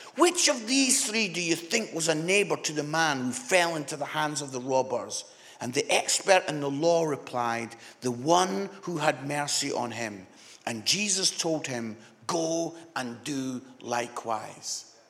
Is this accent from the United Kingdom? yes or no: yes; Scotland, United Kingdom; I'm Scottish